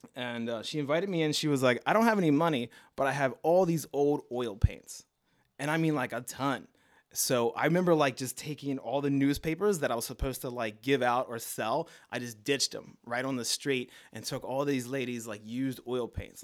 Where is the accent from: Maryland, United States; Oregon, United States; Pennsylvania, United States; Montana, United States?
Maryland, United States; Baltimore; accent: Baltimore; moved away as an adult; also born or lived in San Bernardino, California / Miami; now in New York, United States; I grew up in Baltimore with my grandparents and my mother